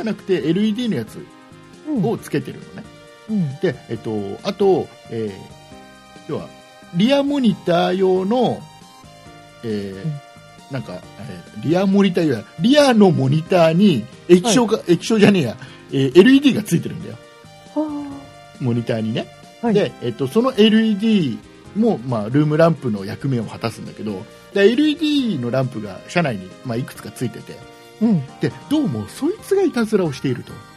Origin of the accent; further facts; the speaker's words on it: Nagoya, Aichi, Japan; 名古屋出身だから